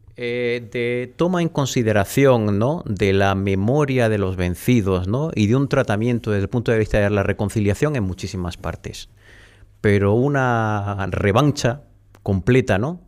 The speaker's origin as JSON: {"language": "Spanish", "area": "the Alpujarra", "region": "Andalusia", "country": "Spain", "tie": "born or raised there", "moved": "yes", "lives_now": "Madrid, Spain", "said": "en mi pueblo casi todos los apellidos... Bueno, fíjate es que la Alpujarra está llena de apellidos vascos"}